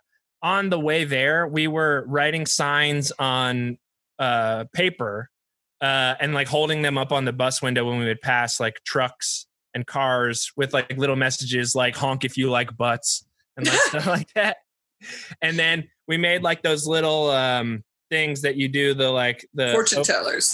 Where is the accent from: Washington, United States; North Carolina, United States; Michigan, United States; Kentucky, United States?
North Carolina, United States; eastern coast of; moved away; I'm from North Carolina, and the eastern coast of North Carolina